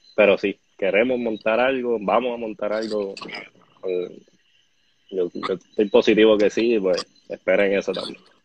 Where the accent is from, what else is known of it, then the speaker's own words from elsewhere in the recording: Bayamón, Puerto Rico; now in Guaynabo, Puerto Rico; Yo nací en Bayamón, me crié en Bayamón, estudié en Bayamón, pero siempre he vivido en Guaynabo.